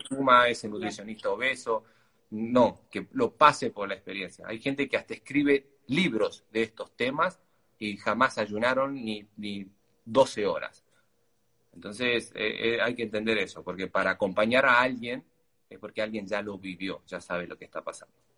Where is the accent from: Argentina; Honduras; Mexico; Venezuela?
Argentina; Siendo argentino